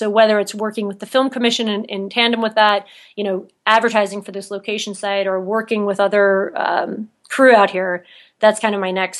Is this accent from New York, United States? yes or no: yes; New York, United States; now in Utah, United States; there's a few things missing in Utah that I can kind of see from being a New Yorker